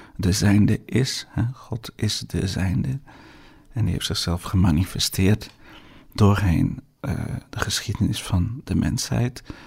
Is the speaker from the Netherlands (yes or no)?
yes; Netherlands; in Nederland doen, waar ik vandaan kom